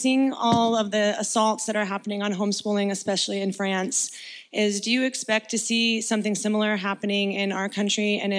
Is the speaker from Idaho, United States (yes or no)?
yes; Boise, Idaho, United States; I was born and raised in Boise, lived here my entire life.